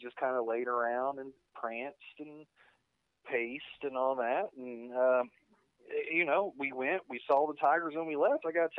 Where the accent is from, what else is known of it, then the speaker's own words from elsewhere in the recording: Paragould, Arkansas, United States; accent: country; moved away; I started streaming my local hometown television station, KIT.